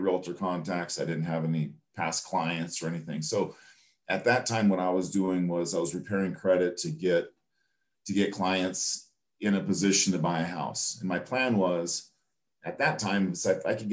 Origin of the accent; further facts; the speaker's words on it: California, United States; even though I was from California, I haven't really done any California purchase business just because all those relationships had gone away.